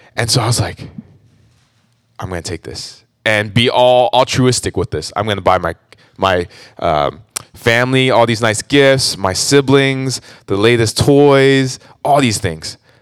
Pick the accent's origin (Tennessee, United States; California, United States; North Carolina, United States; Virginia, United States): California, United States; Orange County; born and raised in Orange County, actually.